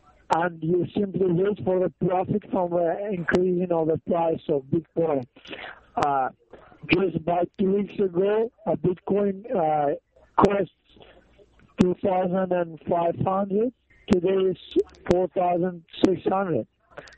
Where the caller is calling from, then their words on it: New York, United States; I'm calling from New York.